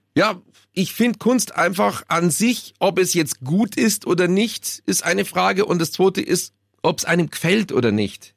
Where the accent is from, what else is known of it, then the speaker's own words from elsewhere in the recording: Munich, Bavaria, Germany; aus München. Ach so, ja dann, ja. Man verliert als Münchner